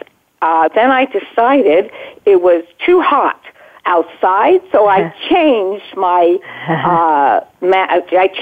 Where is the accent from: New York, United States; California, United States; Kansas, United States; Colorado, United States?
California, United States; Los Angeles; also born or lived in Baldwin Hills, Los Angeles; I grew up at first in Baldwin Hills, and then my parents moved to Brentwood, California